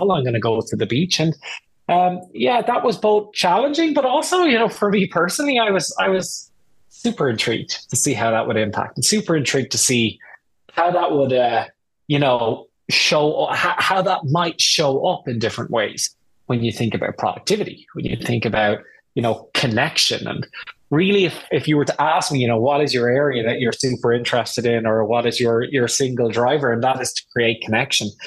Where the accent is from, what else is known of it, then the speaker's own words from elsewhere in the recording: Ireland; moved away as an adult; also born or lived in United Kingdom / Germany / Washington, D.C.; now in United States; I'm Irish. I grew up in Ireland